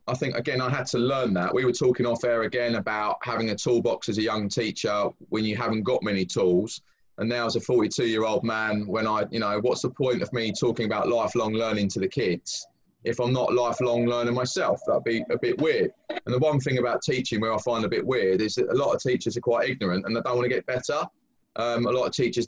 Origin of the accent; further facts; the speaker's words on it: Brighton, South East England, United Kingdom; moved away as an adult; also born or lived in London; I was born and bred in Brighton, which was from a working class family.